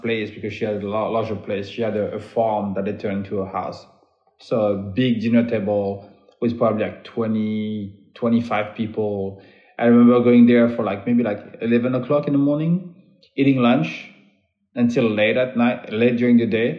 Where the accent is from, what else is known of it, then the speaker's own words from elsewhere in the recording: Beauvais, Hauts-de-France, France; I grew up in the north of Paris in a small town called Beauvais